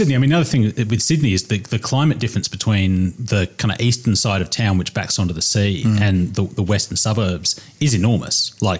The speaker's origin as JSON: {"language": "English", "region": "England", "country": "United Kingdom", "lives_now": "Australia", "said": "when I go to the UK, everyone thinks I'm Australian, but Aussies generally can tell that I'm a POM."}